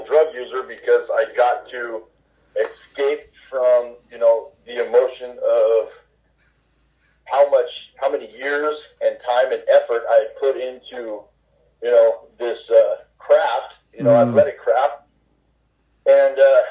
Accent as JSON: {"language": "English", "area": "Orange County", "region": "California", "country": "United States", "tie": "born or raised there", "said": "I was raised in Orange County"}